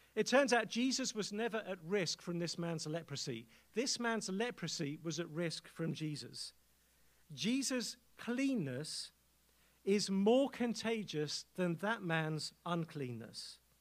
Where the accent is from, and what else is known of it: England, United Kingdom; accent: English